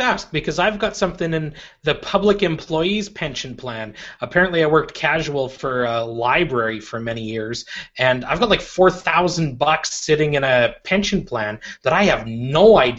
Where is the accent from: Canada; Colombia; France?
Canada; we're Canadian